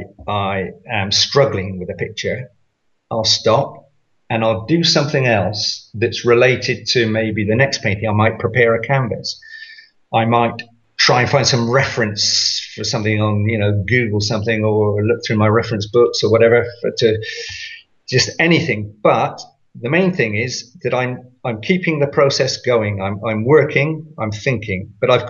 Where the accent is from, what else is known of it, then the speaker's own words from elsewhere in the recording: United Kingdom; I'm British